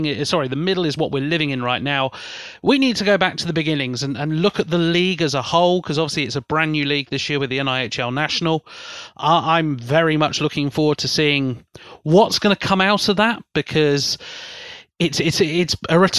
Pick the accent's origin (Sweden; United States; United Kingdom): United Kingdom; South East England; accent: Berkshire; it's an impossible word for me to say with my slightly Berkshire accent here